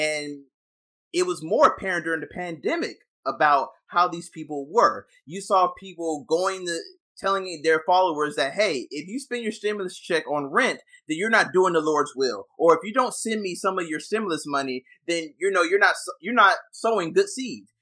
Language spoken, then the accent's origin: English; the South, United States; I came from the South as well